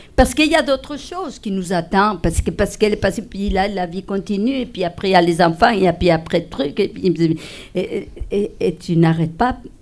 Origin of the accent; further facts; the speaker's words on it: Spain; French is a second language; moved away as an adult; also born or lived in Madrid; now in Rouyn-Noranda, Canada; je suis espagnole